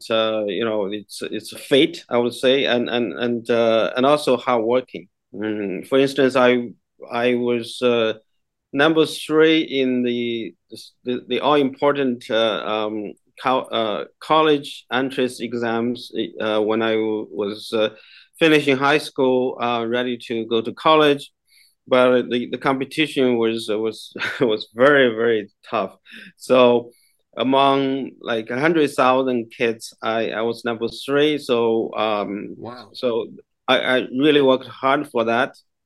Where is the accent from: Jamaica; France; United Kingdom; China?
China; English is a second language; now in Toronto, Canada; I grew up in China. I was born during the Mao's Cultural Revolution.